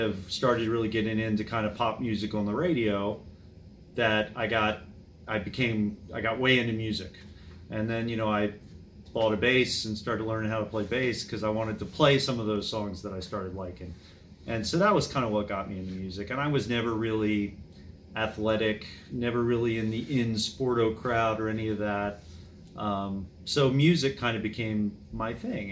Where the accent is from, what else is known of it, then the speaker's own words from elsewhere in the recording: Berwyn Heights, Maryland, United States; now in Gaithersburg, United States; I grew up in Berwyn Heights, and it was a good place to grow up at the time